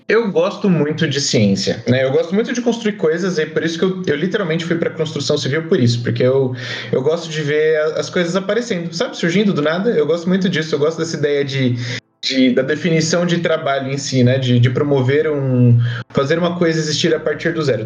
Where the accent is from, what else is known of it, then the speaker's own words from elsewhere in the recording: São Paulo, Brazil; now in Barueri, Brazil; Eu sou de São Paulo, natural de São Paulo. Moro na Grande São Paulo, na cidade de Barueri